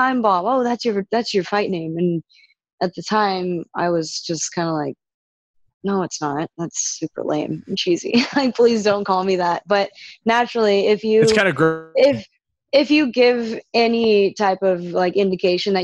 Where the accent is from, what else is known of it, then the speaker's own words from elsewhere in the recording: Riverside, California, United States; I grew up in Riverside, which is like probably 60 miles from